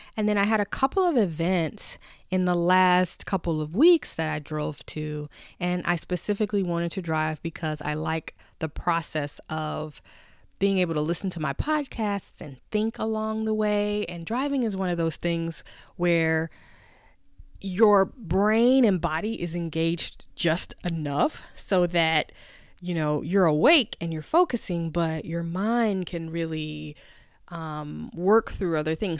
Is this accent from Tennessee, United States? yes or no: yes; Tennessee, United States; I'm from Tennessee, where we pretty much learn to drive as soon as possible